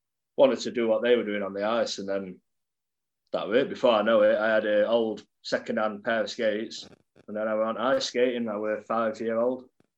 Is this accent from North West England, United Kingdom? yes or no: no; Sheffield, Yorkshire and the Humber, United Kingdom; I grew up in Sheffield, a place called Norton near Graves Park